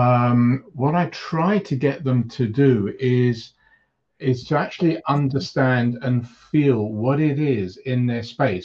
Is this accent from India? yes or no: no; London, United Kingdom; also born or lived in Cyprus; when I came to London from Cyprus with my parents at about 2 years old, and staying in a house in North London